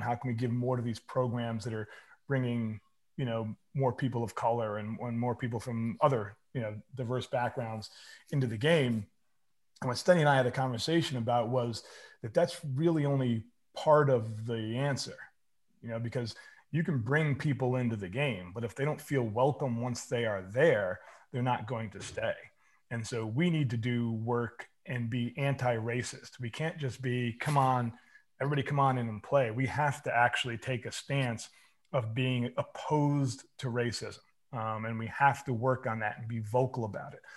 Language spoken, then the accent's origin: English; Bedford, New York, United States; I grew up in Westchester County in Bedford, New York